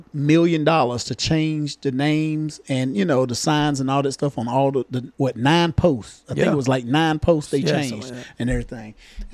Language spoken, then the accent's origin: English; the South, United States; I'm from the South here.